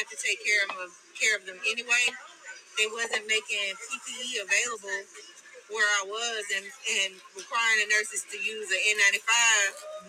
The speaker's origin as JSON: {"language": "English", "region": "Alabama", "country": "United States", "tie": "born or raised there", "moved": "as an adult", "lives_now": "Tennessee, United States", "said": "Born and raised in Alabama, but I've been living in Tennessee for about three years, and I came here from Tennessee."}